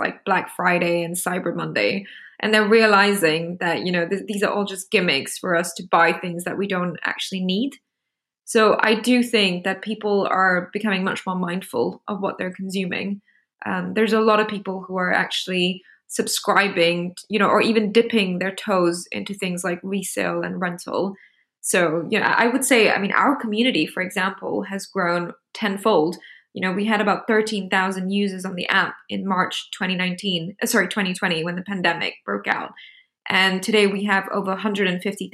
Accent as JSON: {"language": "English", "country": "Singapore", "said": "I'm from Singapore."}